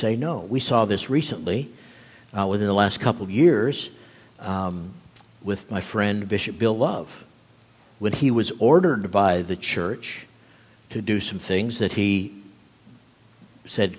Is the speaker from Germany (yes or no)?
yes; Nuremberg, Bavaria, Germany; moved away; growing up in Germany, living in Nuremberg, where the Nuremberg trials had taken place